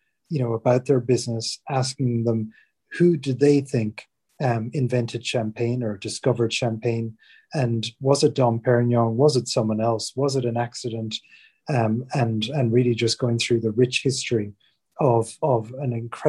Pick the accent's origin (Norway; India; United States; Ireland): Ireland; moved away as an adult; now in England